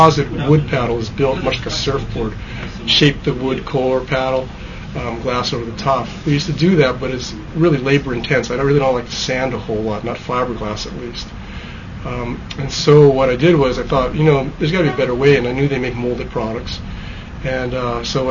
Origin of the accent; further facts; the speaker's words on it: Hawaii, United States; now in Bend, United States; because we're both from Hawaii